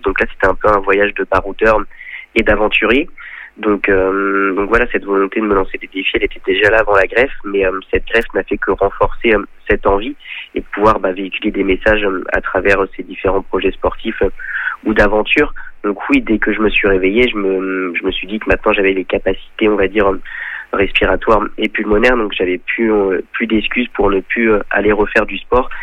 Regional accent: Chantenay-Villedieu, Pays de la Loire, France; Je suis originaire de Chantenay-Villedieu, un village près de Sablé-sur-Sarthe.

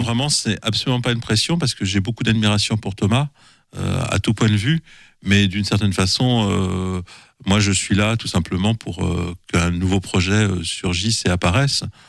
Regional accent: Paris, Île-de-France, France; also born or lived in Saint-Sylvain-d'Anjou; je suis parisien pur jus

